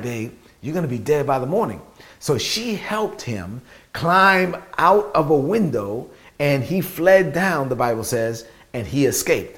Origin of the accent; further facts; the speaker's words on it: New York City, New York, United States; I'm from Brooklyn. I say he ducked